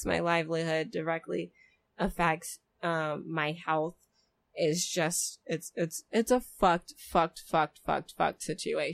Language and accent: English; United States; we have as Americans